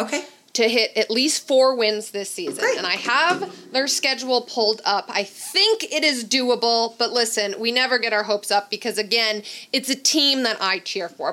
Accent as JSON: {"language": "English", "town": "Chicago", "region": "Illinois", "country": "United States", "said": "I'm from Chicago"}